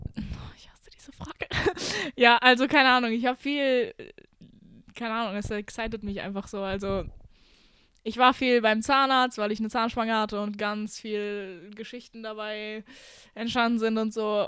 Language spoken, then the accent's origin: German; near Düsseldorf, North Rhine-Westphalia, Germany; moved away as an adult; now in Romania; ich bin in Deutschland geboren worden äh, und ich habe auch mein ganzes Leben lang hier gelebt, aber in NRW, neben Düsseldorf.